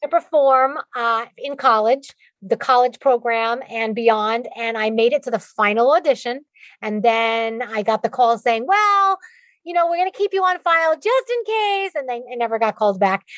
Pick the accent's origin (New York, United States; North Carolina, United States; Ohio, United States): New York, United States; accent: Bronx; my Bronx accent